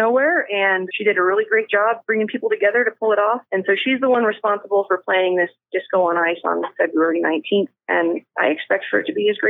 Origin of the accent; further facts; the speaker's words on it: Victor, Colorado, United States; I grew up in Victor